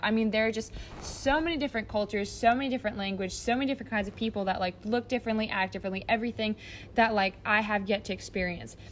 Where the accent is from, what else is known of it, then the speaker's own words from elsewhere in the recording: United States; I'm so American